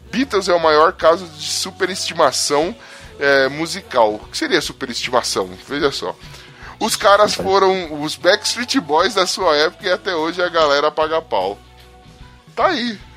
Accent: Paulo Afonso, Bahia, Brazil; na minha cidade natal, Paulo Afonso, sei lá onde é isso, quando alguém vai para Aracaju, o pessoal tem o costume de dizer que foi para o BTN 4. É, BTN é um complexo de bairros de Paulo Afonso

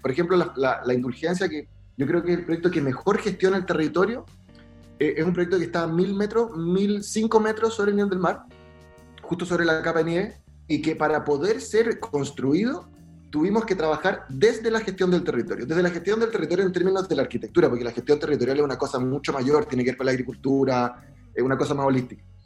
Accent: Valdivia, Los Ríos, Chile; also born or lived in Magallanes; yo soy de Valdivia, nací en Magallanes

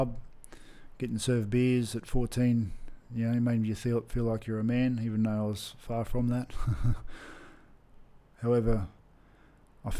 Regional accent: Brisbane, Queensland, Australia; growing up in Brisbane, Australia

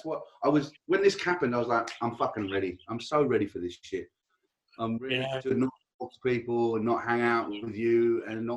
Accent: Australia; moved away; I am an Aussie living here, just moved in before the pandemic

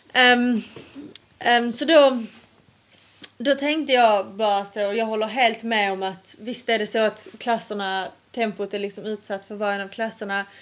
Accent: Sweden; moved away; hemma i Sverige.

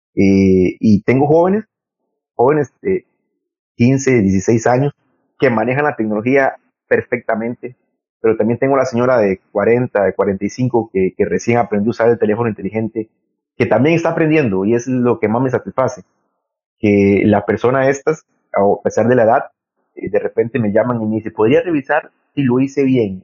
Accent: Limón, Costa Rica; moved away as an adult; also born or lived in San José / Heredia; de ser limonense, haber nacido en Limón

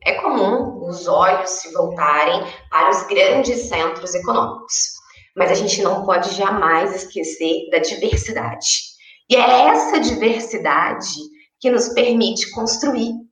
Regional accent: Uberlândia, Minas Gerais, Brazil; Eu sou aqui do interior de Minas Gerais e Berlândia

